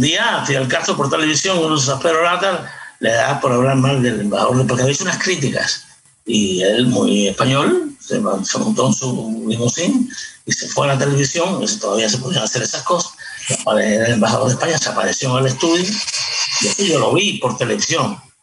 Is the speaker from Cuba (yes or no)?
yes; Cuba; moved away as an adult; ya yo cuando me fui de Cuba tenía una vida en Cuba. No es que me fui de jovencito, fui ya 20 años